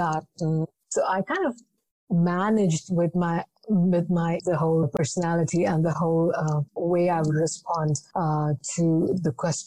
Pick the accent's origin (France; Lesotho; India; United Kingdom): India; Jamshedpur, Jharkhand; moved away as an adult; also born or lived in Mumbai; I was born in Jamshedpur. I completed my school there